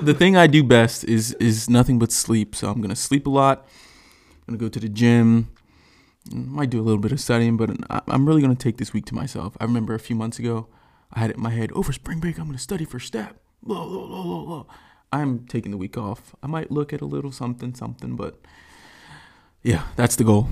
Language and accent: English; Tampa, Florida, United States; that's the city that I rep. That's my city.